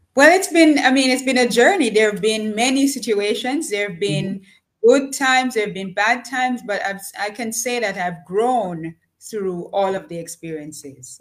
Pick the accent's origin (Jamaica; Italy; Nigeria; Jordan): Jamaica; moved away as an adult; also born or lived in Japan; I was born in a small village in Jamaica. Um, I grew up with parents who were farmers